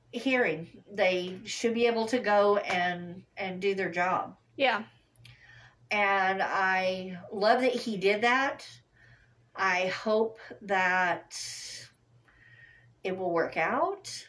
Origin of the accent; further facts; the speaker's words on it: Kentucky, United States; born there; I was born in Kentucky.